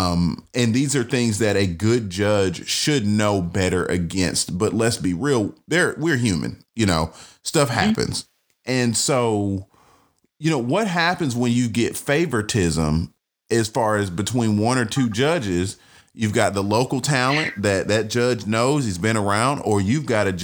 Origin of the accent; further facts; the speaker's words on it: Atlanta, Georgia, United States; I'm from Atlanta